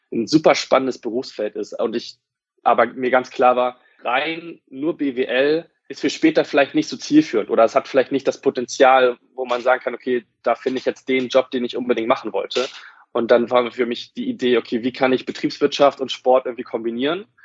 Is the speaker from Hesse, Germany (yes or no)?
no; Wolfsburg, Lower Saxony, Germany; Und das Studio war bei mir in Wolfsburg, da wo ich herkomme.